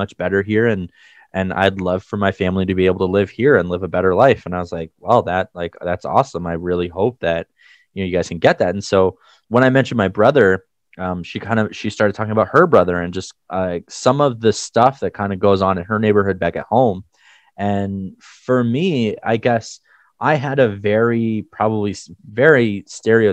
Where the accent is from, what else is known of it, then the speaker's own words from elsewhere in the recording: Canada; as a Canadian